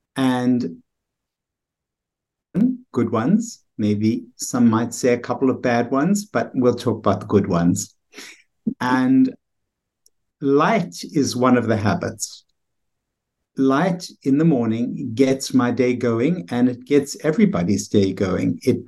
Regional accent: South Africa; moved away as an adult; now in United States; Well, I came here from South Africa, as you can tell by my accent. It's not an American accent, although it's quiet that way.

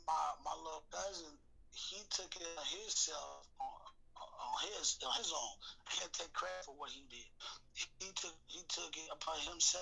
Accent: Chicago, Illinois, United States; born there; now in Seattle, United States; Like, I was born in Chicago. When I got up here in the early 90s, 93, bro, it was the Black Hub.

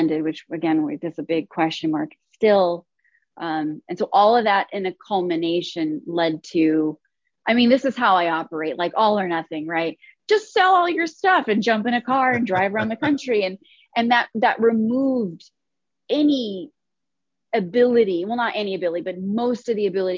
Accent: Chino, California, United States; moved away as an adult; now in New York, United States; Born and raised in Chino, California, and did not leave my hometown till December 25th of last year

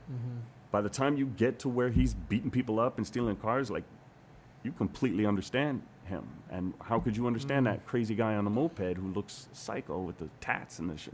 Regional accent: Hawaii, United States; moved away as an adult; also born or lived in New York / Los Angeles; I'm from Hawaii

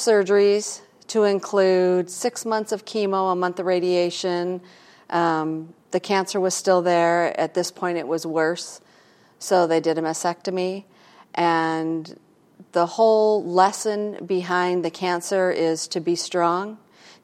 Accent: outside of Detroit, Michigan, United States; moved away as an adult; now in California, United States; I grew up outside of Detroit in Michigan

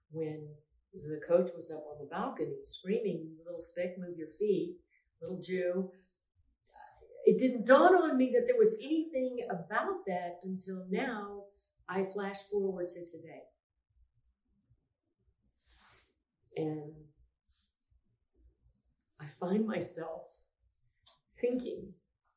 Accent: Houston, Texas, United States; born or raised there

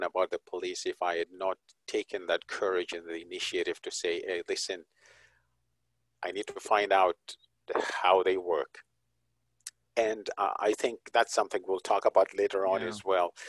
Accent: Zimbabwe; moved away; I'm originally from Zimbabwe

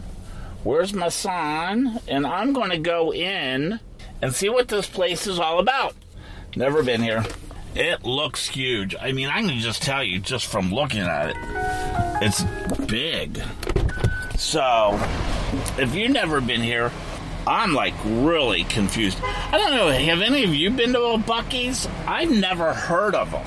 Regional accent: Cincinnati, Ohio, United States; moved away as an adult; also born or lived in Southeast Indiana; now in Florida, United States; to Cincinnati towards my hometown

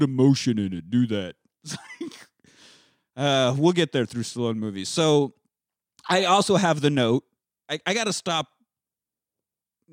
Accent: Beloit, Kansas, United States; I grew up in Beloit, Kansas, a town of 3,000 people.

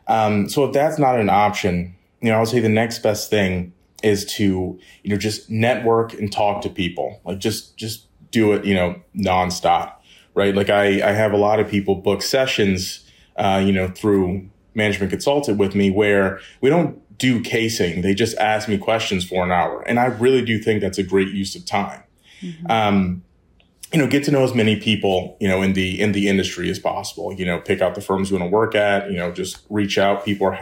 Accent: Maryland, United States; I'm originally from the Maryland area. I grew up there, stayed local for undergrad, went to UMD.

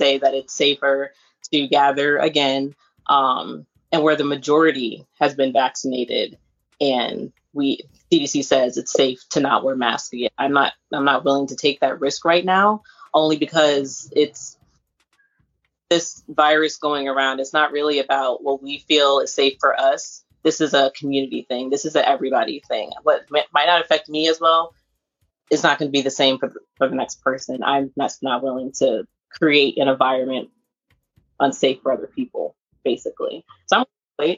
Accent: Hampton Roads, Virginia, United States; from Hampton Roads, Virginia. A lot of people from this area, 757.

